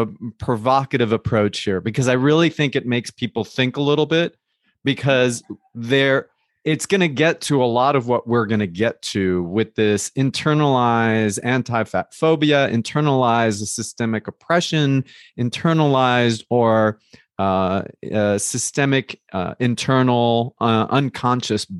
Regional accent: New Jersey, United States; I grew up in New Jersey in a Colombian household

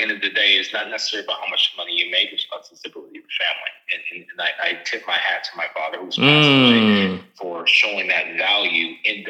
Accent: Charleston, South Carolina, United States; I'm originally from Charleston, South Carolina.

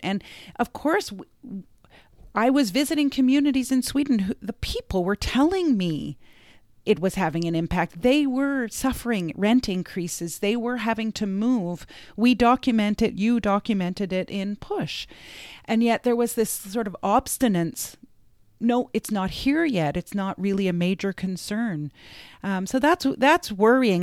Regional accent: Canada; I grew up in Canada

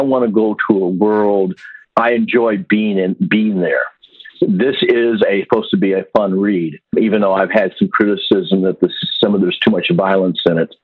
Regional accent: Iowa, United States; moved away as an adult; also born or lived in Germany; Where I grew up in Iowa

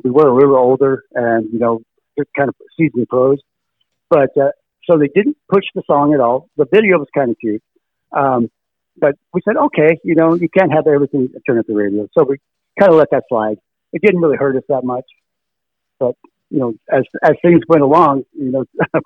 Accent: Los Angeles, California, United States; I was from North Hollywood

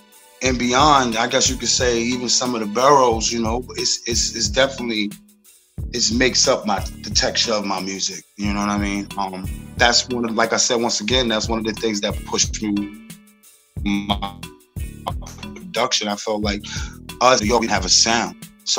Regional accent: South Huntington, New York, United States; I'm from South Huntington, Long Island, New York.

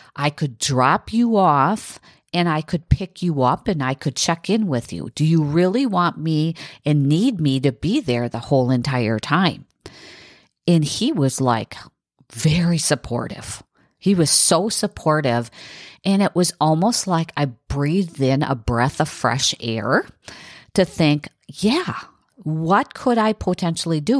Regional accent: south of Green Bay, Wisconsin, United States; from my hometown in, in south, south of Green Bay to Milwaukee

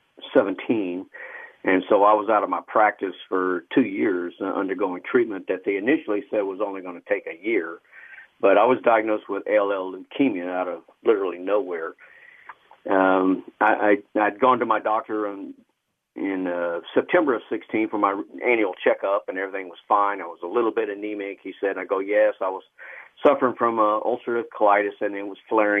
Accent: Killeen, Texas, United States; also born or lived in Austin, Texas; my parents met, you know, and then I guess they moved up here because my father was an optician and moved up to Killeen, and when I was 5 months old, so I basically grew up here

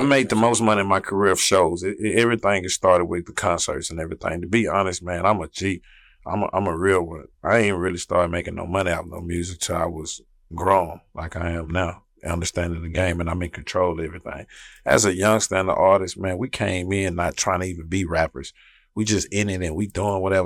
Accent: Houston, Texas, United States; I'm from South Park. That's where I'm from, South Side

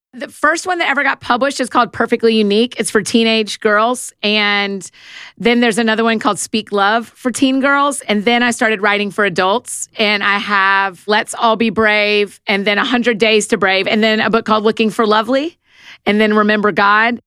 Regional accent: Marietta, Georgia, United States; moved away as an adult; also born or lived in Atlanta, Georgia / Nashville, Tennessee; I was born in Marietta, Georgia. It's just outside of Atlanta. I grew up in a Christian home

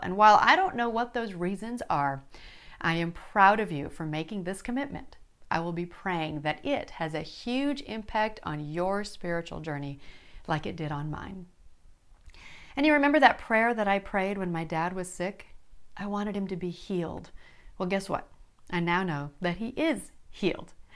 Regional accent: Yankton, South Dakota, United States; now in Arkansas, United States; I was born and raised in Yankton, South Dakota, my dad's hometown.

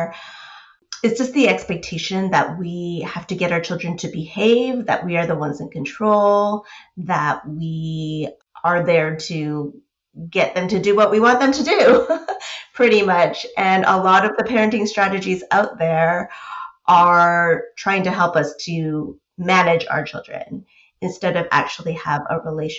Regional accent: United States; I grew up in the States

